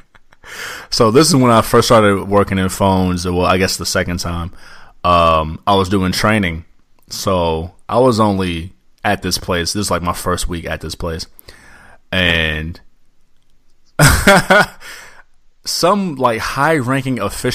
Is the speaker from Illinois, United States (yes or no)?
yes; Illinois, United States; moved away; I was from Illinois